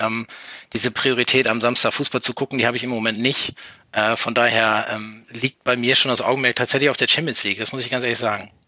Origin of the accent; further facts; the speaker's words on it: Cloppenburg, Lower Saxony, Germany; ich komme gebürtig aus Kloppenburg in Niedersachsen, ist nicht weit weg von Bremen an der A1